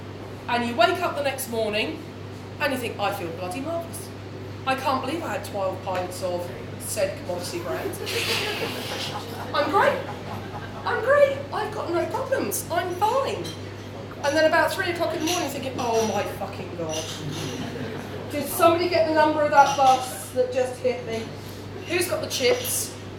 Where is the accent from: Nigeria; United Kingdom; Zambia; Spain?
United Kingdom; because it's beer and we're British and we're used to it.